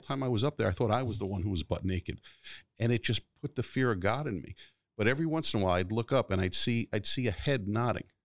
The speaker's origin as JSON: {"language": "English", "town": "New York City", "region": "New York", "country": "United States", "tie": "born or raised there", "also_born_or_lived": "Garden City, New York / Brooklyn (family)", "said": "Floral Park, which is where I grew up till I was ten. And then I moved over the Nassau County line to Garden City"}